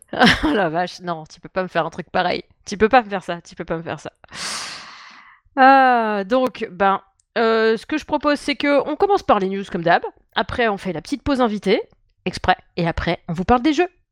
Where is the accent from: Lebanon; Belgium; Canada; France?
France; Dijon, Bourgogne-Franche-Comté; now in Paris, France; moi je suis né en Bourgogne. Je suis né à Dijon, moi.